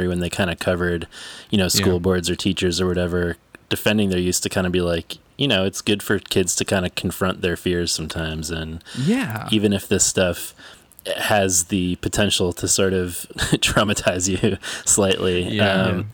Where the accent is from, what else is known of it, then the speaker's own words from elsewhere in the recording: St. Paul, Minnesota, United States; St. Paul, Minnesota, which is my hometown